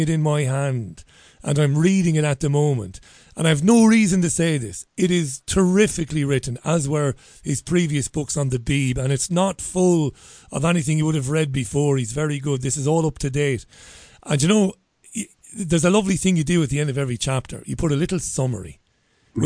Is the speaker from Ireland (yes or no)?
yes; Ireland; I'm an Irishman